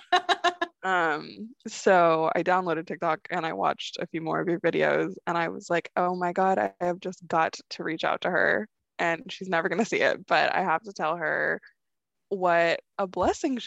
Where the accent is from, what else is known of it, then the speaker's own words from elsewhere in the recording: California, United States; I'm from California